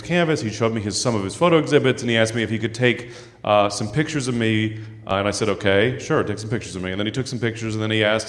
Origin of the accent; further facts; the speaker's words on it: San Francisco, California, United States; I grew up in San Francisco